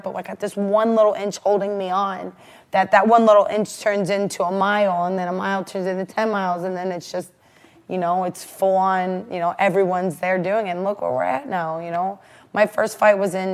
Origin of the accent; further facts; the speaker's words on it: Rootstown, Ohio, United States; also born or lived in Akron, Ohio / Cleveland, Ohio; I'm from Ohio. I'm from Rootstown is really where I'm from, and I know you guys probably have no idea where that's originally from, but it's a suburb of Akron